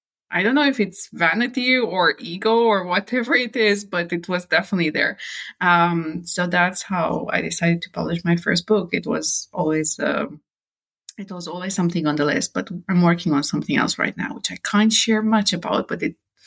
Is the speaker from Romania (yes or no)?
yes; Romania; moved away as an adult; also born or lived in United Kingdom; now in France; I'm born and raised in Romania